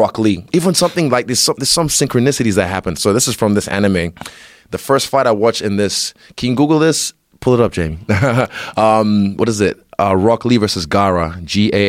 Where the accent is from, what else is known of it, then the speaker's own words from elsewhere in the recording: Rotorua, Bay of Plenty, New Zealand; also born or lived in Nigeria; where I grew up in Rotorua